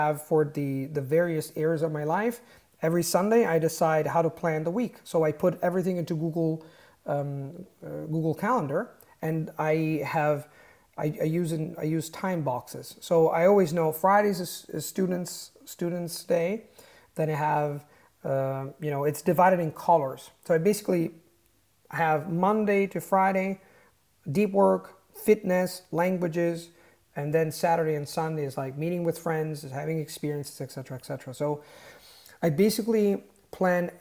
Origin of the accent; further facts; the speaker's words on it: Italy; English is a second language; I was born in Italy, my tribe is Italian.